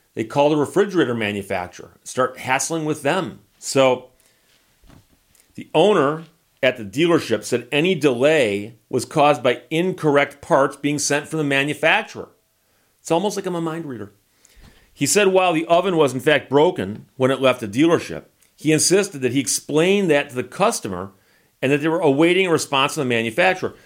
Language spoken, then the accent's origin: English; United States; accent: American; my accent to them probably is funny. It's got that funny American accent.